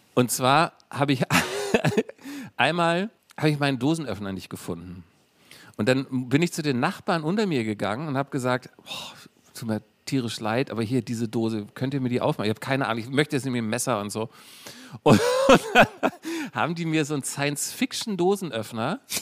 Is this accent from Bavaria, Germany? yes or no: no; Berlin, Germany; also born or lived in Lower Saxony; dann hat mein Vater rübergemacht, mhm. hat hier irgendwie einen guten Job gehabt